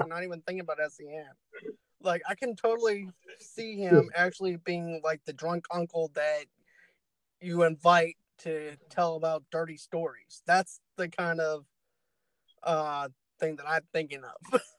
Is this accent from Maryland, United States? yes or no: no; Boston, Massachusetts, United States; accent: Boston; You know, my Boston accent can actually come and go.